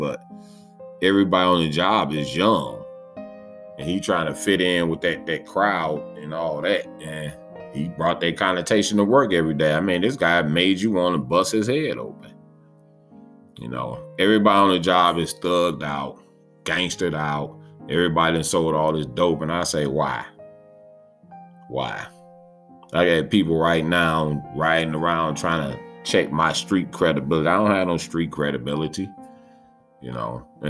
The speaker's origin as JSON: {"language": "English", "region": "West Coast", "country": "United States", "said": "I'm from the West Coast and all."}